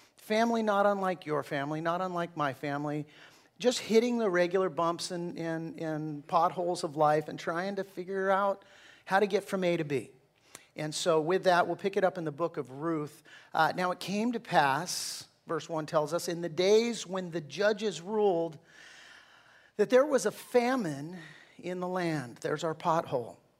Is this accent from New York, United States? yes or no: no; Southern California, United States; I'm from Southern California